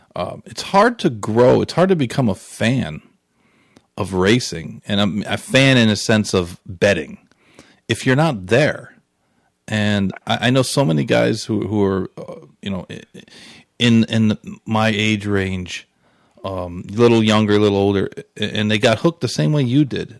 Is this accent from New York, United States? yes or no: yes; Saratoga Springs, New York, United States; I grew up in Saratoga